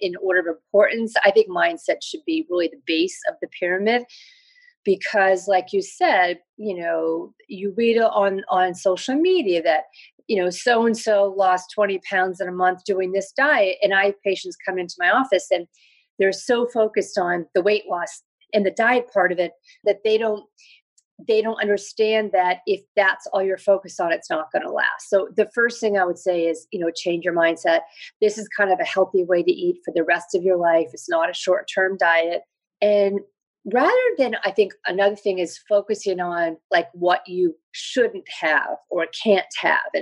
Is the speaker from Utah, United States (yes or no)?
no; New York, United States; I'm a New Yorker. I live in New York